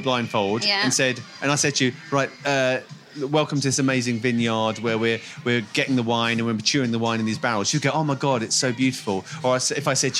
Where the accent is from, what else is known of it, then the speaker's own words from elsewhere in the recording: Essex, East of England, United Kingdom; I'm from Essex, and my family originally from the East End of London